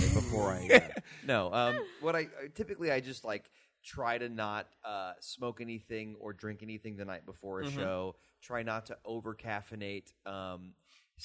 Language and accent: English; Texas, United States; moved away as an adult; now in New York, United States; I was very new to New York, but I had lived in Texas my whole life